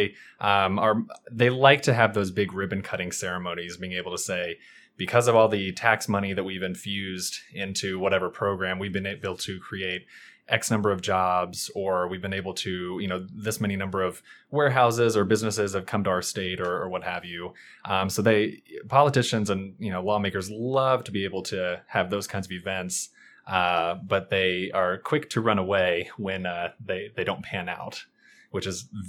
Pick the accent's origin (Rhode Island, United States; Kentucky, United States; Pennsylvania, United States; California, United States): Kentucky, United States; Sure. So I'm originally from Kentucky. I've lived in the Northern Virginia, D.C. area for about 5 years now.